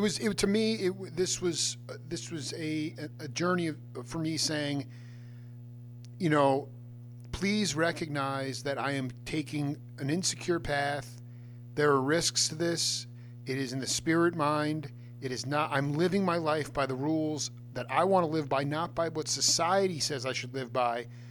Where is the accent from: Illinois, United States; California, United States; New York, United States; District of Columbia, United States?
New York, United States; Stony Brook; I was a Long Island cat.